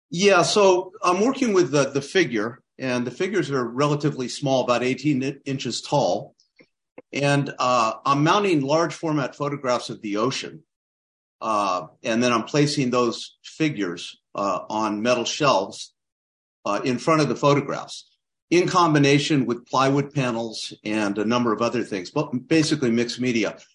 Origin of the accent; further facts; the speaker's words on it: Claremont, California, United States; also born or lived in Kansas City / Berkeley / Alfred, New York / Santa Cruz; I grew up down in Claremont, California, uh, about thirty miles east of L A.